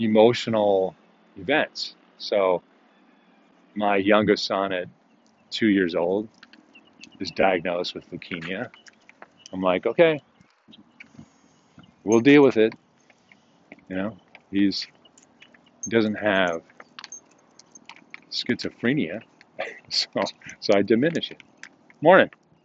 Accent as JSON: {"language": "English", "town": "Deerfield", "region": "Illinois", "country": "United States", "also_born_or_lived": "Germany", "said": "I'm from Chicago."}